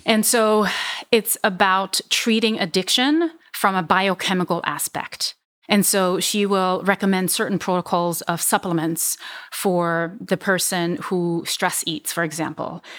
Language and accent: English; Switzerland; English is a second language; moved away as an adult; also born or lived in Vietnam / Hong Kong; now in United States; And so I ended up in Switzerland for most of my childhood. I moved to the United States officially when I was nineteen